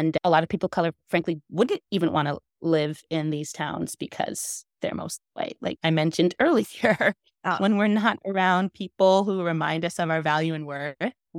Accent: Jamaica; And like me as a Jamaican to see snowboarders like embrace reggae, embrace.

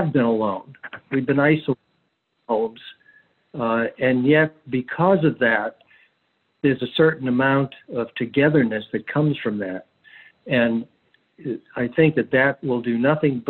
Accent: Charleston, South Carolina, United States; my hometown, which is Charleston, South Carolina

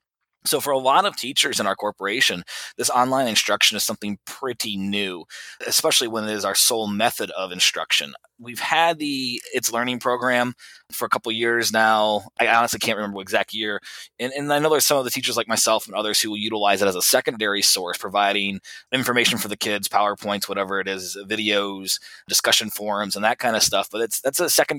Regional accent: Columbus, Indiana, United States; migrating back home to Columbus

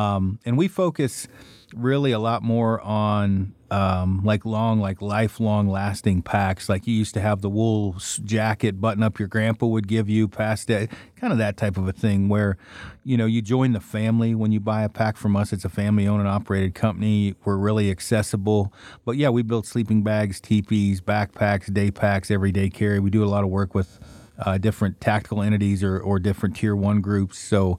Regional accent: United States; Really, my hometown where I'm from is only a couple hundred people. It's in the middle of the Cascade Mountains, so basically just from birth, really.

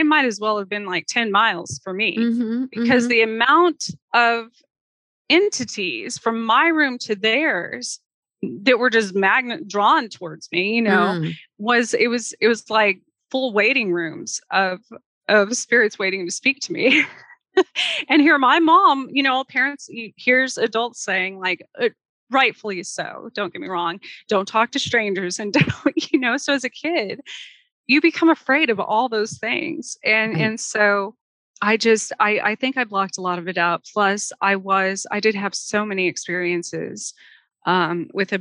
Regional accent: Gila wilderness, southwestern New Mexico, United States; also born or lived in Roswell, New Mexico; now in Kansas, United States; I was born outside of Roswell, but then we moved to the southwestern corner. I was in the middle of the Gila wilderness for most of the younger part of my childhood.

